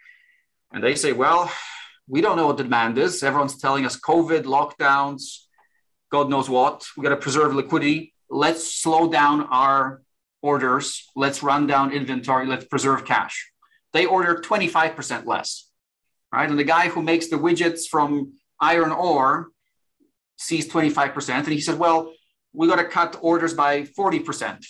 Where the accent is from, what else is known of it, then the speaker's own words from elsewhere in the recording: Warsaw, Masovian Voivodeship, Poland; moved away; I'm originally from Warsaw, Poland.